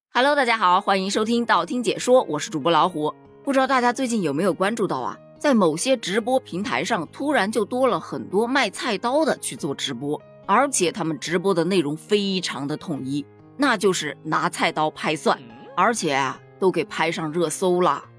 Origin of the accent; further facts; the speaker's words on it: China; 我一个中国人，我做我的中国菜